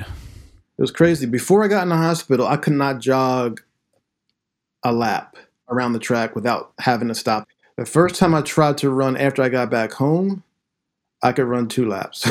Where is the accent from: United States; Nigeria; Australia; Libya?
United States; Glen Mills, Pennsylvania; also born or lived in Philadelphia; I grew up in Pennsylvania, Southeastern Pennsylvania, born in Philadelphia. And then right before I turned three, my family moved out to a small town in the western suburbs called Glen Mills